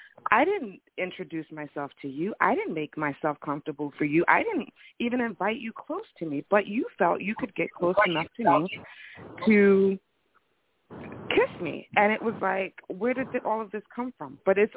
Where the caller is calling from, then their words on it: New Jersey, United States; I'm calling from Jersey.